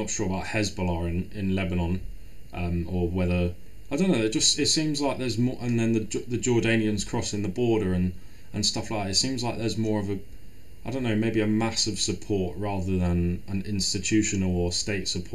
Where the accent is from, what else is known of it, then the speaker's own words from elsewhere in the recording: England, United Kingdom; I'm British